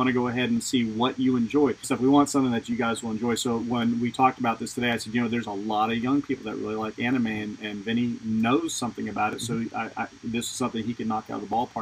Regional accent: United States; as an American

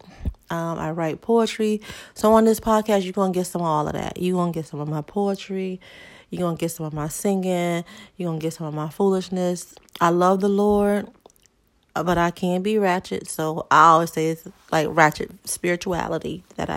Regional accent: Hartford, Connecticut, United States; born and raised in Hartford, Connecticut.

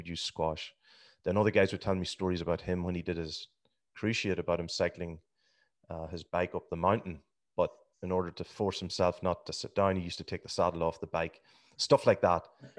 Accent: Scotstown, County Monaghan, Ireland; I'm from Scotstown. That's the most important part. By the grace of God, Scotstown.

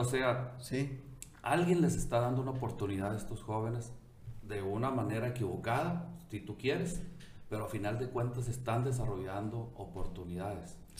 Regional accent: Ciudad Obregón, Sonora, Mexico; aquí crecí, aquí estudié

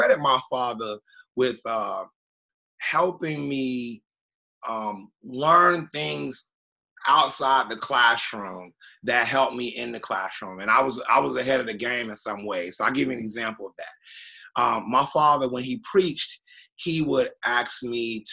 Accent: Miami, Florida, United States; also born or lived in Avon Park, Florida; I was born in Avon Park, Florida, and I moved down to Miami and when I was like two

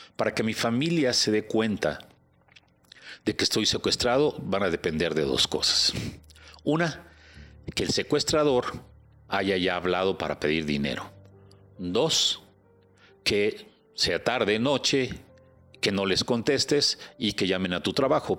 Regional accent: Mexico; soy mexicano y me duele mi cartera y me duele mi México

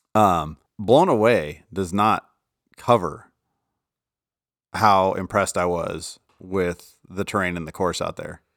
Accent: Colorado, United States

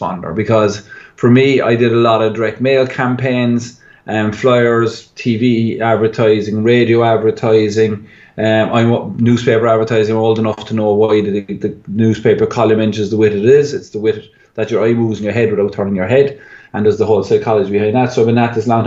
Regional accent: Ireland; being Irish

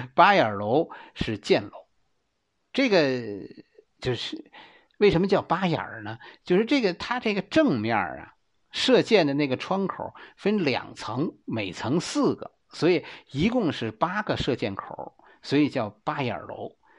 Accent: Beijing, China; 在我们北京人的心里

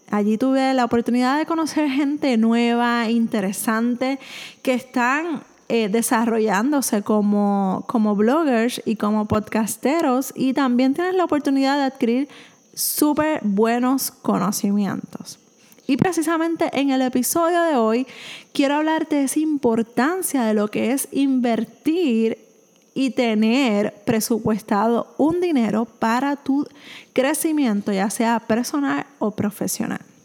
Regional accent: Puerto Rico; soy de Puerto Rico

